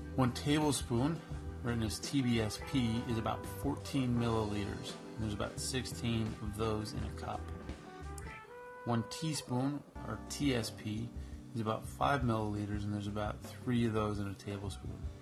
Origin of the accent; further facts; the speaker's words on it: Canada; I'm Canadian